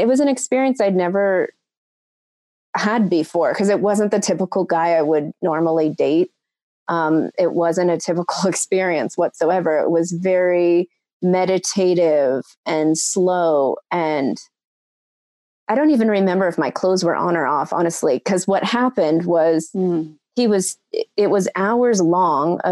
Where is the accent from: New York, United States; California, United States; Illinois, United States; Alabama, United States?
California, United States; San Francisco; I'm from San Francisco